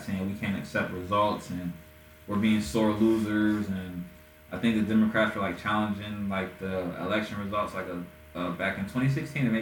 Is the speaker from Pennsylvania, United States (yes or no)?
yes; Erie, Pennsylvania, United States; moved away; my hometown, in Erie, Erie, Pennsylvania